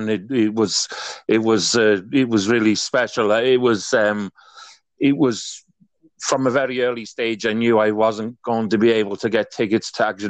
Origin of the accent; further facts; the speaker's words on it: Wales, United Kingdom; I'm from Wales, but my background is Irish.